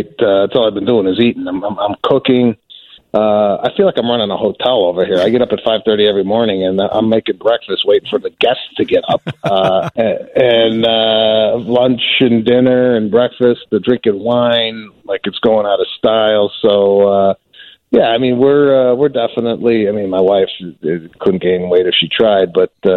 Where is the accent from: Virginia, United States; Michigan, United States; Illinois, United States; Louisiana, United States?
Illinois, United States; Chicago; growing up in Chicago